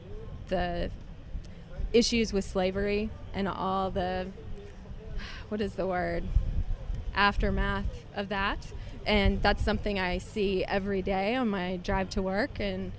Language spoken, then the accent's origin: English; Jackson, Mississippi, United States; I'm from Jackson, Mississippi in the Southeast U.S.